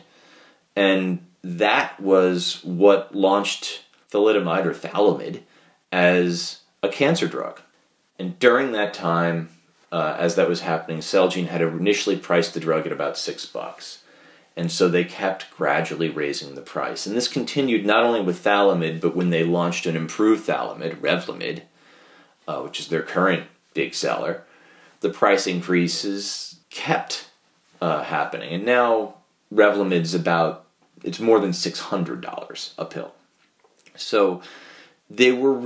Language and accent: English; New York, United States; as a New Yorker